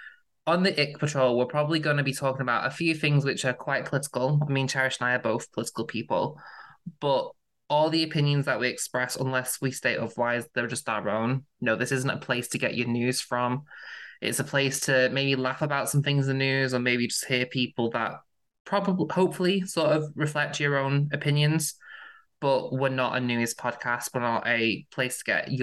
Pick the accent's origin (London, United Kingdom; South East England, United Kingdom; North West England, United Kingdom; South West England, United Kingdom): North West England, United Kingdom; near Manchester; accent: northerner; You can tell from the accent I'm from the UK. I'm from near Manchester, so I'm a northerner.